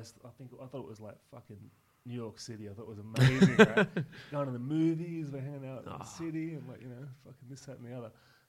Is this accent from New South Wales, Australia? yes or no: yes; Toronto, New South Wales, Australia; moved away; also born or lived in Leichhardt, Sydney; I had a pretty cool childhood in Newcastle.